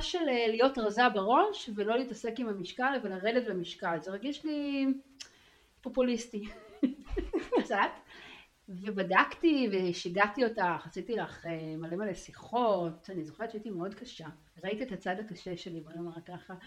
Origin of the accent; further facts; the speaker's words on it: Tel Aviv, Tel Aviv District, Israel; גרה בתל אביב, שם גדלתי